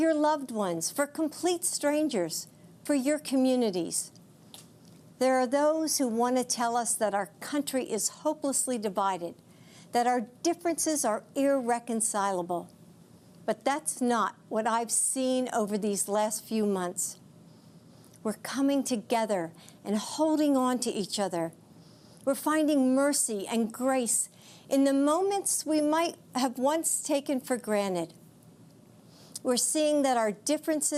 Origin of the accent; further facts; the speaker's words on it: United States; as an American